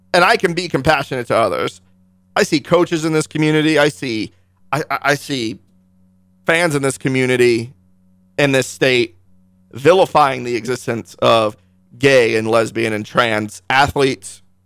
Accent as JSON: {"language": "English", "region": "Northern Virginia", "country": "United States", "tie": "born or raised there", "also_born_or_lived": "Hawaii / Junction City, Kansas (father's family)", "moved": "yes", "lives_now": "Kansas, United States", "said": "I moved from Hawaii to Washington, D C, to Northern Virginia"}